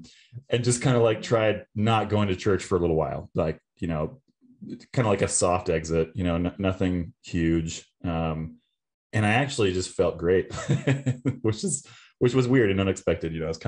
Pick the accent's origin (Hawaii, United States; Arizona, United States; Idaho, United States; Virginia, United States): Virginia, United States; So we kind of moved around a lot. I call Virginia home mainly. So I grew up on the East Coast.